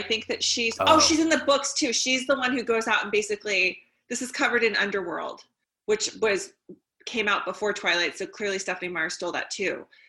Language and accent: English; Anchorage, Alaska, United States; this happened in my hometown of Anchorage, Alaska